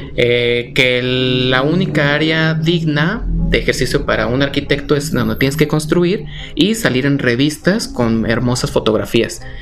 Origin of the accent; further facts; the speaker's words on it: Tlaquepaque, Jalisco, Mexico; also born or lived in Mexico City; tapatío de corazón, así aquí cerquita del Parián Tlaquepaque